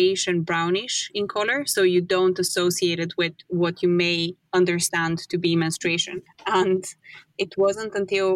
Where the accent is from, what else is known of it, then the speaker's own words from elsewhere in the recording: Bulgaria; moved away; I'm from Bulgaria.